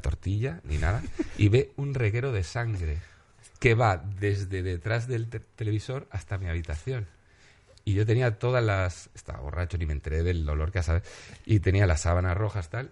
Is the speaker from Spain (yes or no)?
yes; Galicia, Spain; soy gallego